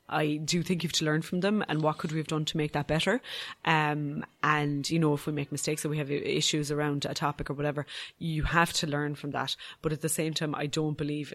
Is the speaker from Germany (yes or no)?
no; Ireland; as an Irish person